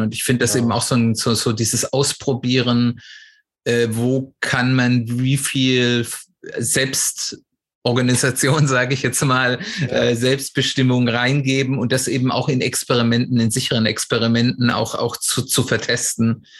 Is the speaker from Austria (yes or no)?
no; Swabia, Germany; ich bin hier im Schwäbischen aufgewachsen